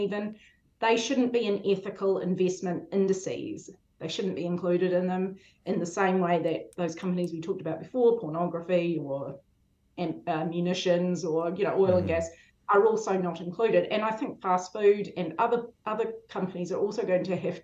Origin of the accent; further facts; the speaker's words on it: Pukekohe, Auckland, New Zealand; in the 80s, when I grew up in Pukekohe, you had one choice of where to go